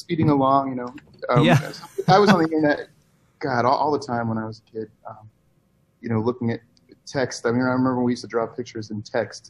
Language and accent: English; Ansonia, Connecticut, United States; moved away; also born or lived in Las Vegas / New York City; I grew up in Connecticut, in a small town called Ansonia, right outside New Haven.